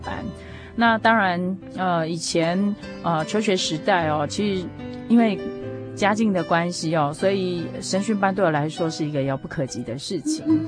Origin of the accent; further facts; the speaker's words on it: Taiwan; 我们，呃，台湾的第一间教会